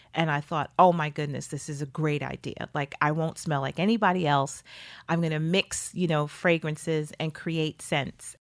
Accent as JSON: {"language": "English", "town": "New York City", "region": "New York", "country": "United States", "said": "I was from Brooklyn"}